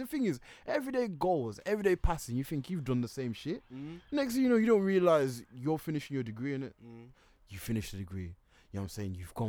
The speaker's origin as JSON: {"language": "English", "region": "England", "country": "United Kingdom", "said": "Yeah, I'm from Britain, mate. I'm from England, mate."}